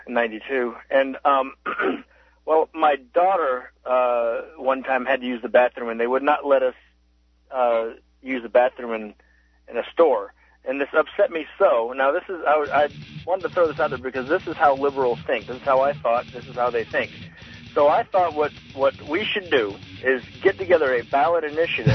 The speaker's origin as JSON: {"language": "English", "region": "Central Florida", "country": "United States", "moved": "yes", "lives_now": "Colorado, United States", "said": "I'm from the uh, touristy part of Florida, Central Florida, uh, around the House of the Mouse."}